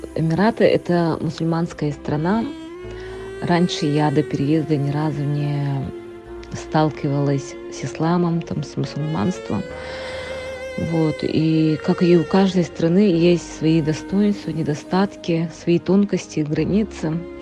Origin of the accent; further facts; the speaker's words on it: Antonovka, Sakha Republic, Russia; moved away as an adult; also born or lived in Yakutsk; now in Dubai, United Arab Emirates; Я родом из Нербинского луса, э, село Антоновка. Я родилась и выросла там.